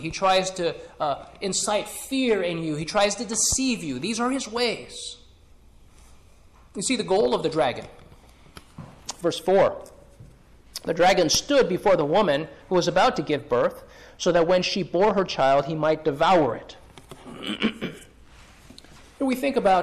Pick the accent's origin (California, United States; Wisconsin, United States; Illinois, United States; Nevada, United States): California, United States; when I grew up in California